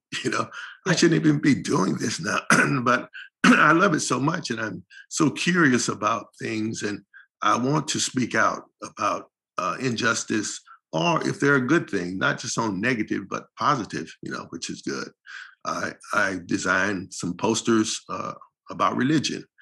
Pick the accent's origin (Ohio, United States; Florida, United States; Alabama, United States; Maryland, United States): Florida, United States; St. Petersburg; moved away as an adult; now in Los Angeles, United States; St. Petersburg, Florida, where we grew up